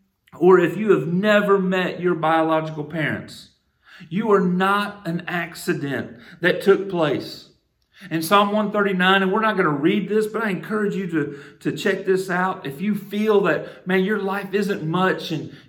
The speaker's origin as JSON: {"language": "English", "country": "United States", "tie": "born or raised there", "said": "allow me to come into this earth as an American"}